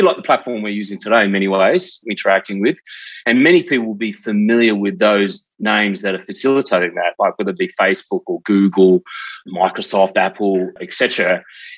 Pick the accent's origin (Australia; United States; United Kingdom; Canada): Australia; South Australia; I grew up in South Australia in a place called Selex Beach